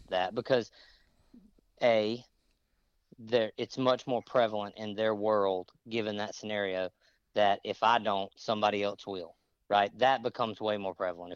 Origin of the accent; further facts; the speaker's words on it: Mississippi, United States; moved away; I grew up in Mississippi